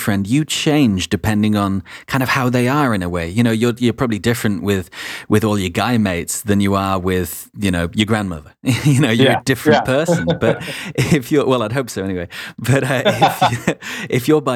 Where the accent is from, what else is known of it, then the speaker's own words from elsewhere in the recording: England, United Kingdom; also born or lived in Wales; I'm English and was raised in England